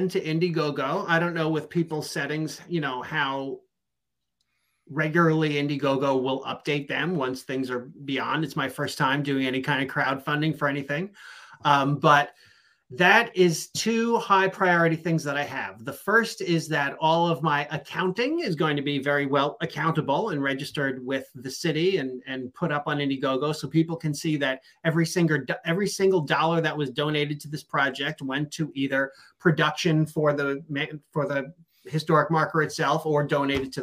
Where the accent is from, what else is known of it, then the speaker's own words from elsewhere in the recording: New York, United States; now in Dover, United States; I am from New York, so I am very picky about my pizza.